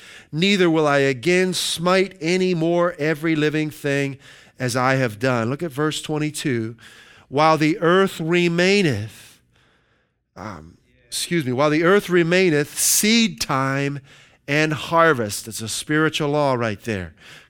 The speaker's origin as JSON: {"language": "English", "region": "Pennsylvania", "country": "United States", "said": "And we're originally from Western Pennsylvania, and there's a lot of farms in Pennsylvania."}